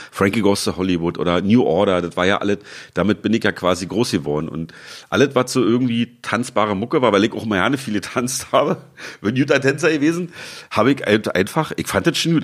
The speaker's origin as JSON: {"language": "German", "region": "Berlin", "country": "Germany", "tie": "born or raised there", "also_born_or_lived": "Leipzig", "said": "ich bin in Leipzig geboren und mit einem Jahr nach Berlin gezogen, ungefragt, musste ich mit und lebe jetzt hier seit 43,5 Jahren."}